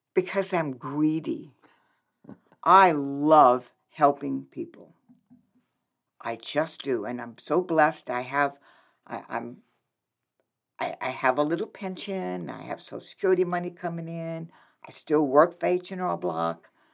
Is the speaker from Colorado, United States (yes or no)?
no; New Orleans, Louisiana, United States; moved away as an adult; now in Lincoln, United States; I'm originally from New Orleans, Louisiana.